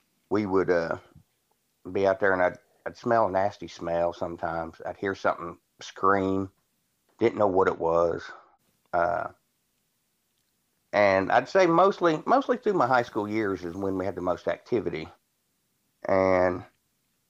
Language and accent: English; Lafayette, Indiana, United States; moved away as an adult; now in Virginia, United States; born and raised in Lafayette, Indiana. I actually grew up just outside of Lafayette